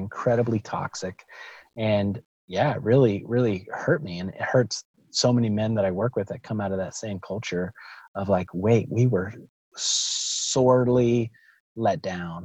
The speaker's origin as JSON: {"language": "English", "region": "the South", "country": "United States", "tie": "born or raised there", "said": "growing up in Southern Baptist Church in the South"}